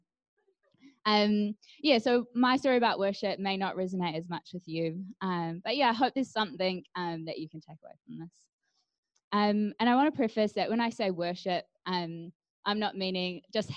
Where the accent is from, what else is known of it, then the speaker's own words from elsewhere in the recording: Hawke's Bay, New Zealand; moved away; I was born in the Hawke's Bay, where I spent early years of life